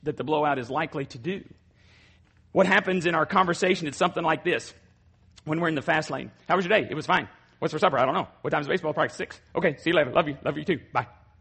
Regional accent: Borger, Texas, United States; Borger, Texas. That's my hometown

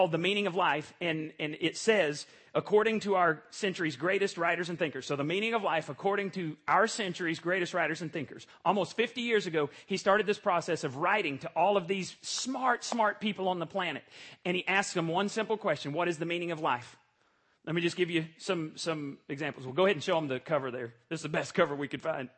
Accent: Borger, Texas, United States; moved away; I went back to my hometown

